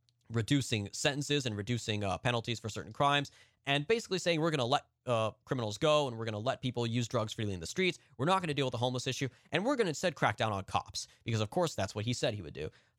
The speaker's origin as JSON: {"language": "English", "region": "California", "country": "United States", "tie": "born or raised there", "said": "my home state, California."}